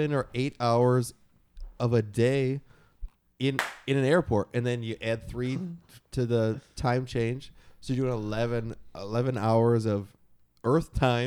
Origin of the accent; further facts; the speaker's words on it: Michigan, United States; moved away; growing up in Michigan, where I had to shovel snow and rake leaves most of my life